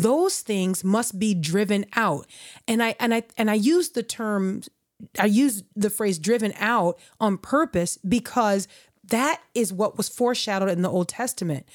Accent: United States; as an American, if I've got my culture

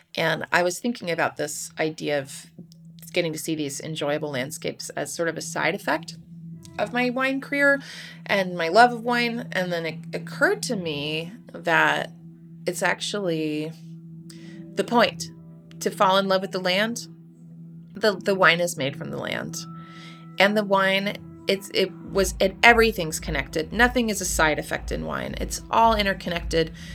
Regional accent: United States; I'm an American

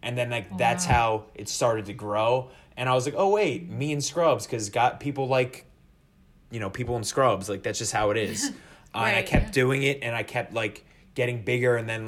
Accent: New Jersey, United States; I was born and raised in Jersey.

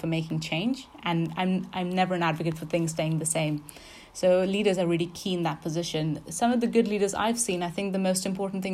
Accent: India; moved away as an adult; now in Exeter, United Kingdom; So I came from India. I came as an international student.

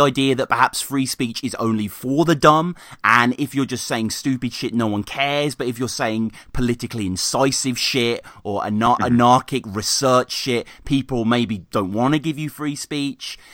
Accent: Birmingham, West Midlands, United Kingdom; also born or lived in Stourbridge; quite near where I grew up in Birmingham

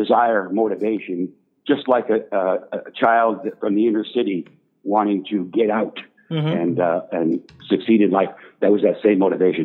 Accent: Sudbury, Ontario, Canada; moved away; I grew up in Sudbury. It's a mining town in northern Ontario, a tough place.

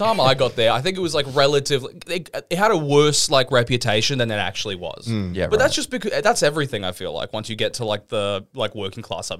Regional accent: Browns Plains, Queensland, Australia; I was Browns Plains.

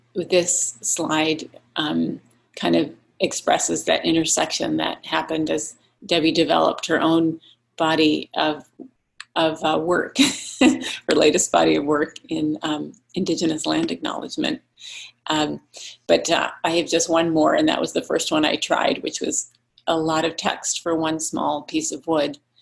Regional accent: Alaska, United States; growing up in Alaska

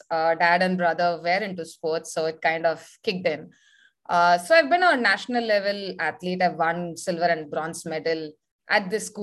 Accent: Tiruchirappalli, Tamil Nadu, India; moved away as an adult; now in Chennai, India; I was born and brought up in Trichy

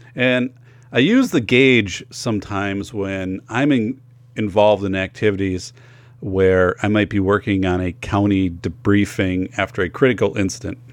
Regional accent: Wisconsin, United States; growing up in Wisconsin

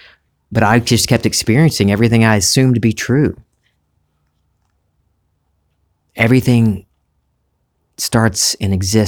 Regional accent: the South, United States; accent: Southern; I started in high school for some reason trying to get rid of my Southern accent.

